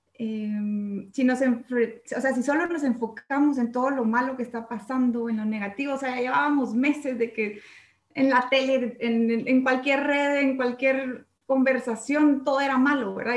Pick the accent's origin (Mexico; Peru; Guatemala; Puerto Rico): Guatemala; como chapines